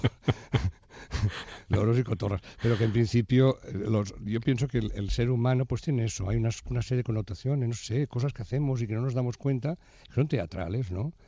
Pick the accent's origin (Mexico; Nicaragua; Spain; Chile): Spain; Barcelona, Catalonia; Somos de Barcelona